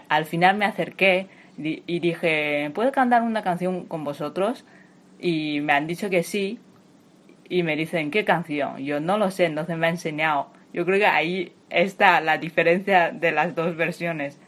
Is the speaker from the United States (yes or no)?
no; China; Spanish is a second language; moved away as an adult; now in Madrid, Spain; soy de China y llevo 8 años viviendo aquí en España